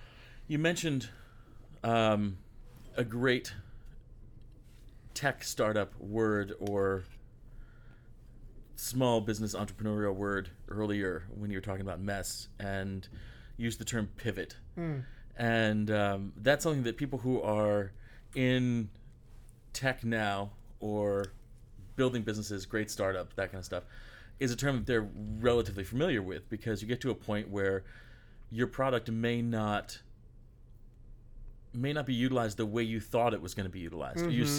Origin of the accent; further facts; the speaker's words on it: United States; I'm American with an American passport.